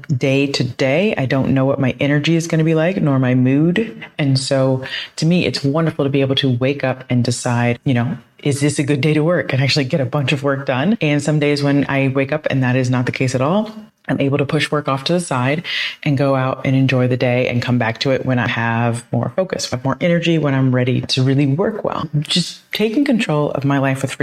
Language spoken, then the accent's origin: English; Columbus, Ohio, United States; moved away as an adult; also born or lived in Toledo, Ohio / Florida; now in Buenos Aires, Argentina; I grew up in Columbus, Ohio, went to the University of Toledo